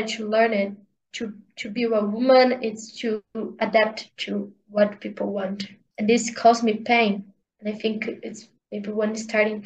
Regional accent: Brazil; English is a second language; to leave of my parents' house and to live in a different state, in a different country, not country, in a different part of the Brazil

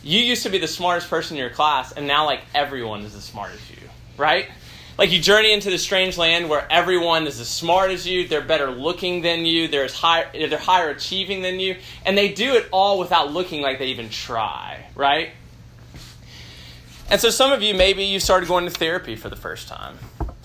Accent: Memphis, Tennessee, United States; moved away as an adult; I grew up in Memphis, Tennessee, and I was a high-achieving student

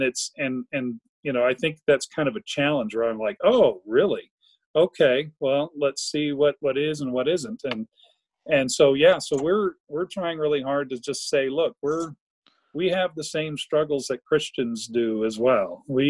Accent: the South, United States; Growing up in the South, I mean, that's, you know, I was, when I moved to Texas, we were minorities in both religion and race in South Texas.

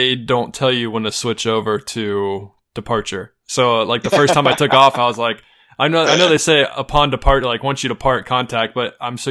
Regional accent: United States; I'm an American

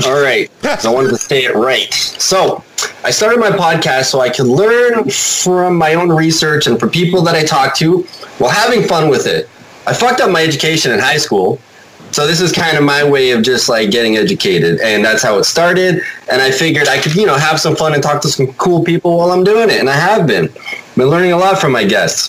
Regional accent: Toronto, Ontario, Canada; born there; Yeah, I was born in Toronto, so.

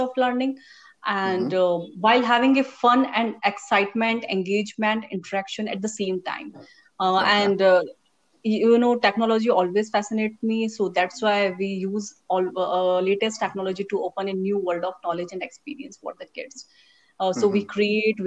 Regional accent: Rajasthan, India; moved away as an adult; now in Bangalore, India; I'm originally from Rajasthan

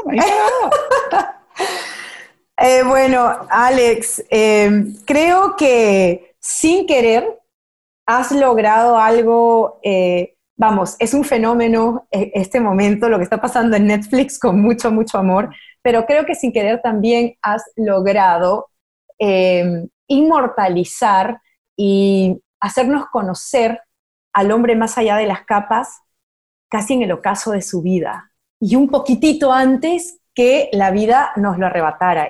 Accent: Peru; moved away as an adult; also born or lived in Miami, United States; now in Los Angeles, United States; yo soy peruana

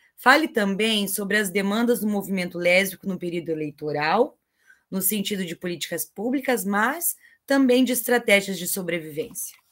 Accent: Cascavel, Paraná, Brazil; A minha terrinha, eu sou de Cascavel

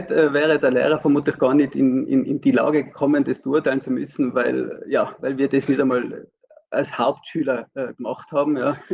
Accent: Tyrol, Austria; ich als Tiroler bin ja betroffen

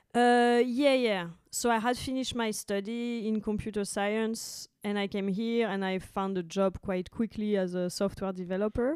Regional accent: France; moved away as an adult; now in Berlin, Germany; I'm from France

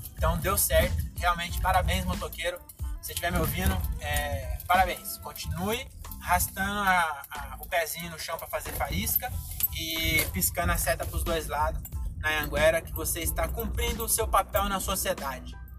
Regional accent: Francisco Morato, São Paulo, Brazil; em Morato, eu sou branco, onde eu nasci

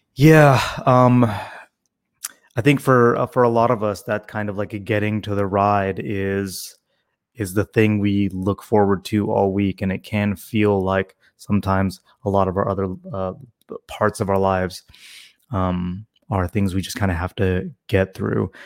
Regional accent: Tennessee, United States; growing up in Tennessee

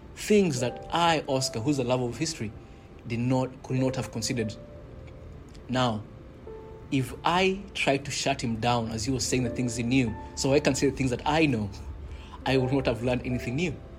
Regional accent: Kenya; growing up in Kenya, we did have in primary school

